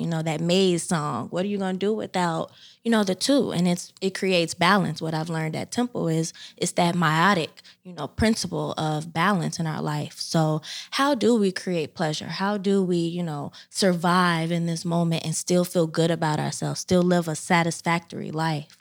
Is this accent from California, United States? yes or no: no; Chicago, Illinois, United States; moved away as an adult; now in Philadelphia, United States; I hail from South Side of Chicago. Um, I'm Chi Town all the way